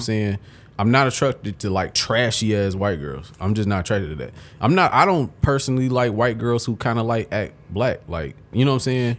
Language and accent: English; Detroit, Michigan, United States; growing up in Detroit, you think everywhere is like Detroit and it's not.